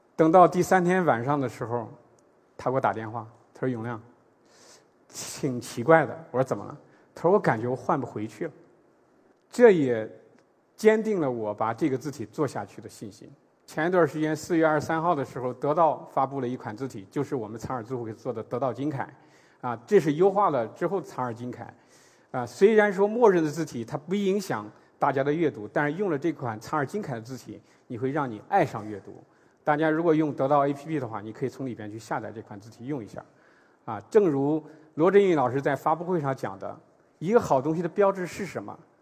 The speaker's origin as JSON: {"language": "Chinese", "country": "China", "said": "我们内地"}